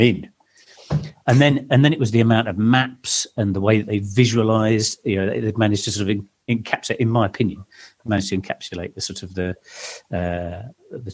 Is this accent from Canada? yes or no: no; Suffolk, East of England, United Kingdom; I grew up in Suffolk.